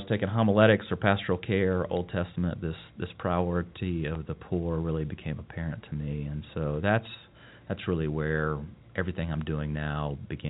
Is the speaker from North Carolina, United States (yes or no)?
yes; Charlotte, North Carolina, United States; now in Asheville, United States; I'm from Charlotte. Grew up at the intersection of South Boulevard and Tivola. That's where I call home, and was there from birth until 18, middle-class family, two hard-working parents. I was baptized at Myers Park, and then my folks switched over to Sharon United Methodist